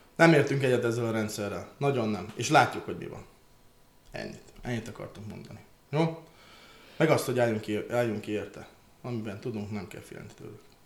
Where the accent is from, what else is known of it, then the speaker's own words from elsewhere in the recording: Transcarpathia, Zakarpattia Oblast, Ukraine; én kárpátai magyar vagyok